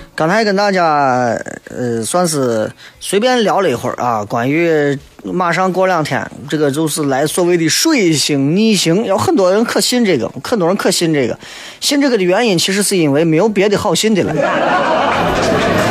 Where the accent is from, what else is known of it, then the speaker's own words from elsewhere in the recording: Xi'an, Shaanxi, China; 我一直觉得作为西安人，不够了解西安